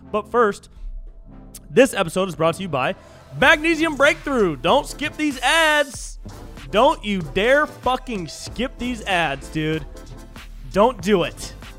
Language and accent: English; California, United States; I grew up in California my whole life